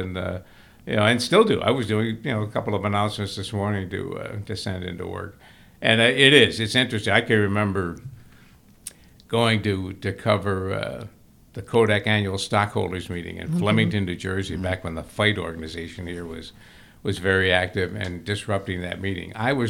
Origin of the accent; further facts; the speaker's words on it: Brighton, South East England, United Kingdom; I go back to our home I grew up in Brighton